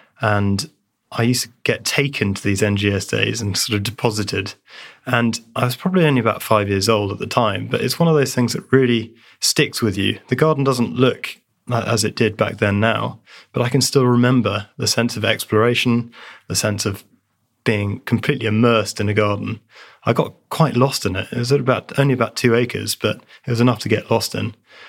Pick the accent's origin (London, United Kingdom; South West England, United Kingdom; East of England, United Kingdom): East of England, United Kingdom; I grew up in North Essex, South Suffolk, where everything was very flat.